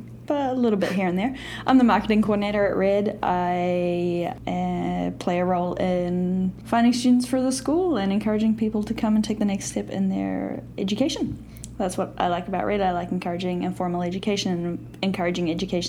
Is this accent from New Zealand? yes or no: yes; New Zealand; I'm from New Zealand